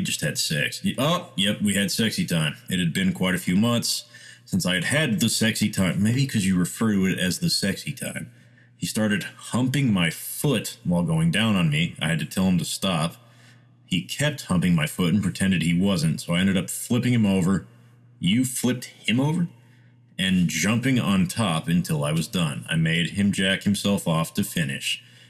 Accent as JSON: {"language": "English", "country": "India", "said": "I'm Indian, and there's this South Indian dish called masala dosa"}